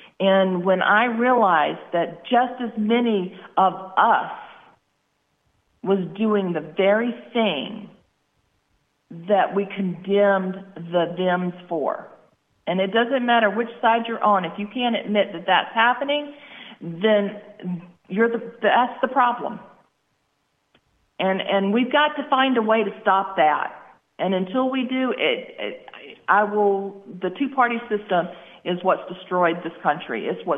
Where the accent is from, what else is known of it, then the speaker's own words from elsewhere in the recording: United States; Being an American I've loved the fact that I got to serve my country in the Army.